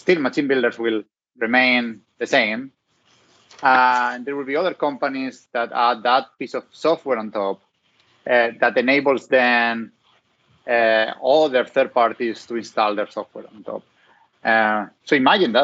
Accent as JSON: {"language": "English", "country": "Spain", "accent": "Hispanic", "second_language": "English", "moved": "yes", "said": "have Hispanic roots, so coming from Spain"}